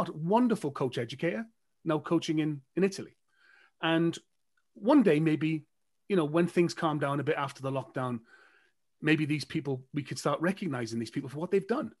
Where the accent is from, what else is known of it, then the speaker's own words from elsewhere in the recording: Wales, United Kingdom; as a Welshman, I'm as one-eyed as the next guy